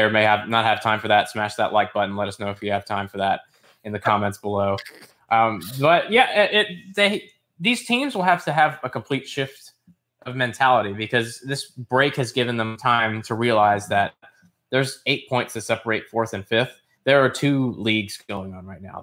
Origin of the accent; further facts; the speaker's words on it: United States; as an American outside looking